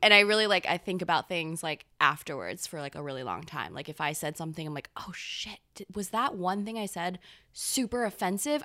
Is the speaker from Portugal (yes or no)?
no; Gainesville, Florida, United States; moved away as an adult; also born or lived in Taiwan / North Carolina; now in New York, United States; I moved to Gainesville, Florida